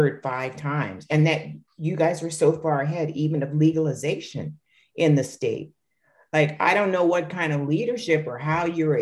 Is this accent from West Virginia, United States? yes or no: no; New Jersey, United States; Galloway, New Jersey, my home state